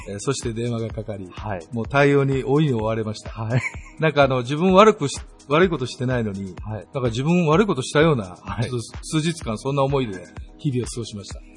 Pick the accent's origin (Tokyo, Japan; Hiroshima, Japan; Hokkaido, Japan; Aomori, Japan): Hiroshima, Japan; now in Okayama, Japan; 実は広島の私出身でして